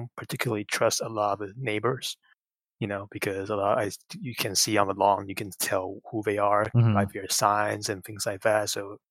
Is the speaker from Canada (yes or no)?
no; Taiwan; I'm from Taiwan